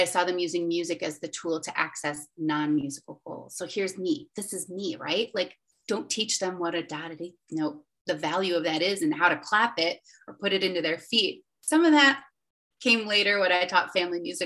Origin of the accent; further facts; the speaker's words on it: Western New York, United States; moved away as an adult; also born or lived in Charlotte, North Carolina; I'm from Western New York.